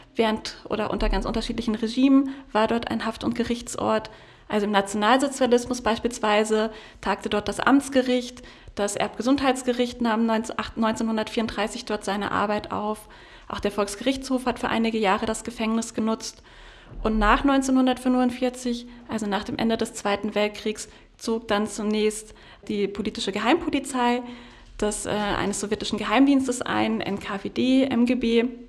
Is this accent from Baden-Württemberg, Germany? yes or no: yes; Freiburg, Baden-Württemberg, Germany; now in Potsdam, Germany; meiner Heimat Freiburg